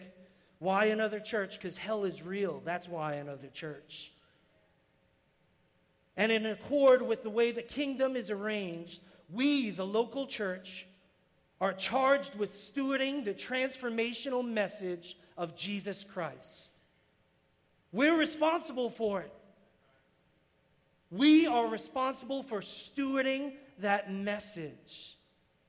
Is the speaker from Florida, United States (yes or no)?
no; New York City, New York, United States; moved away as an adult; I'm from New York City.